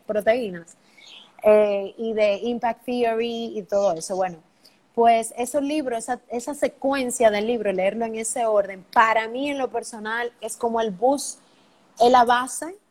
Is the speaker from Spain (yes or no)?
no; Dominican Republic; Mi, país es lo máximo